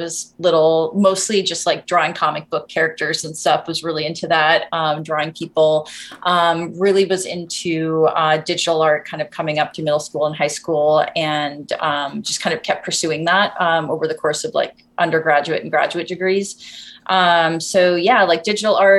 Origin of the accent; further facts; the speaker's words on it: Montana, United States; moved away; I was born and raised in Montana